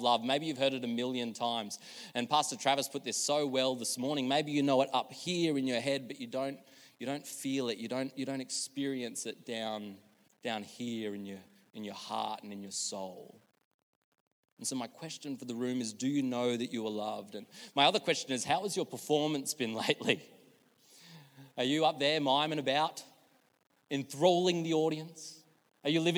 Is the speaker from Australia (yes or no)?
yes; Australia; moved away; When I was growing up in Billawilla, I used to go to a Stedfords.